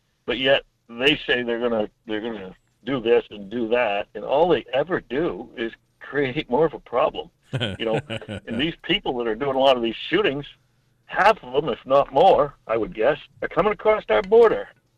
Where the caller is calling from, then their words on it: Homer, Alaska, United States; Hi, Mike. … from Homer, listening to you this morning.